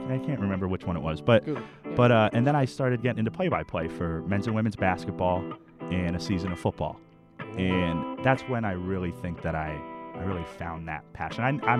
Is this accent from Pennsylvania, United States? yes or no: yes; Wilkes-Barre, Pennsylvania, United States; moved away; I'm from Wilkes-Barre, Pennsylvania. It's okay. About 2 hours away from here, from okay. Temple. Not a big town, but there's definitely things to do.